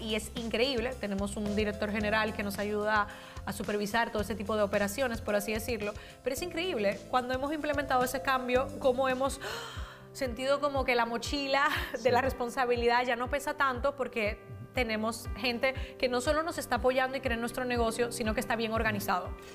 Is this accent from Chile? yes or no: no; Dominican Republic; also born or lived in Spain; now in United States; yo soy de Dominicana, soy de República Dominicana